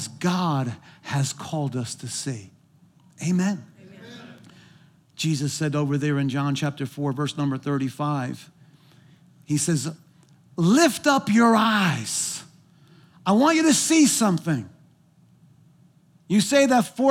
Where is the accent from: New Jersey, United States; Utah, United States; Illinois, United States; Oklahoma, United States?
New Jersey, United States; moved away; I'm from New Jersey